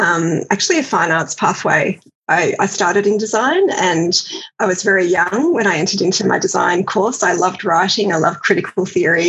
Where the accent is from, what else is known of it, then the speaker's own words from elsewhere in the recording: Australia; also born or lived in Glasgow, United Kingdom / Edinburgh, United Kingdom; understand myself as an Australian from afar